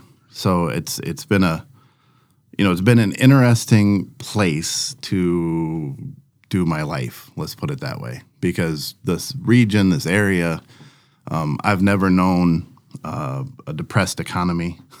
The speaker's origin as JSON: {"language": "English", "town": "Brandon", "country": "United States", "tie": "born or raised there", "said": "I jokingly tell people all the time that I grew up in Brandon, but I don't currently live in the town that I grew up in because the town I grew up in was about 2,500 people. The town that we currently live in is about 11,000 people."}